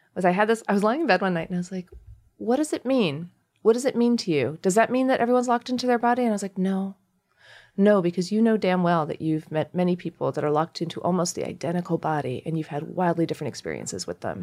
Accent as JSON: {"language": "English", "country": "United States", "said": "as an Indian American"}